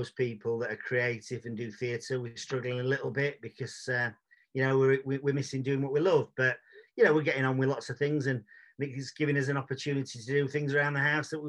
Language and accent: English; Sheffield, Yorkshire and the Humber, United Kingdom; male, Caucasian, from from sunny Sheffield. I was born and bred in Sheffield. I'll probably die in Sheffield